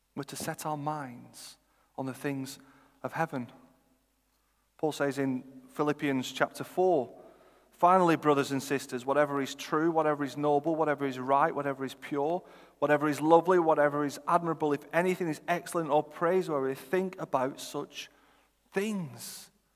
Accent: Chorley, North West England, United Kingdom; also born or lived in Oxford; I'm from Chorley

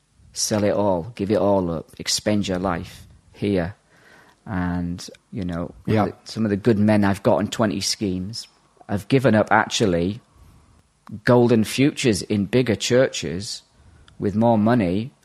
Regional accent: England, United Kingdom; also born or lived in Ireland; I'm actually Irish by birth, but was shipped over to England in the late 70s and put in a big kids' home out there. So I had a wild upbringing, living on the streets.

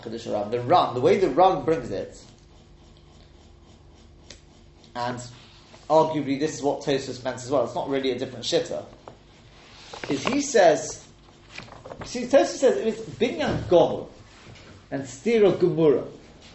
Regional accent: England, United Kingdom; moved away; So for me in England, or me as being English

